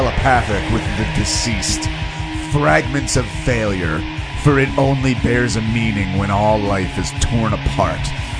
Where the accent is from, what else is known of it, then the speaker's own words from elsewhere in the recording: Belmar, New Jersey, United States; Well, Belmar is my hometown.